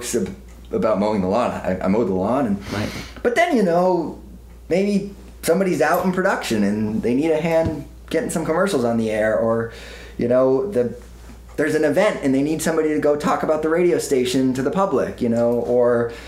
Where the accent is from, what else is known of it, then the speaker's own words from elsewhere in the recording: Worcester, Vermont, United States; moved away; I grew up in Worcester, Vermont. Which had about 900 people in it